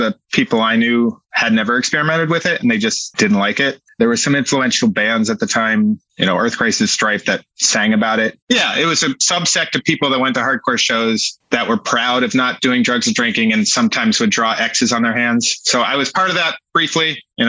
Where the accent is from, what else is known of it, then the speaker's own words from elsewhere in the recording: Massachusetts, United States; I grew up in Western Massachusetts. I moved around a lot, but I lived in the Berkshires and the Springfield area.